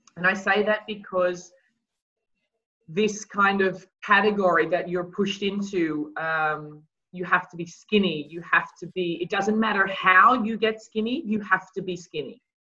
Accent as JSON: {"language": "English", "country": "Australia", "tie": "born or raised there", "moved": "yes", "said": "I grew up in Australia"}